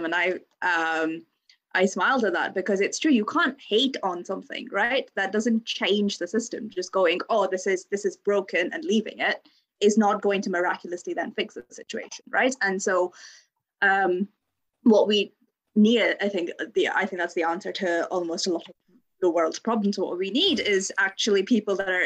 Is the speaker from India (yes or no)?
yes; India; moved away as an adult; now in Bristol, United Kingdom; I grew up in India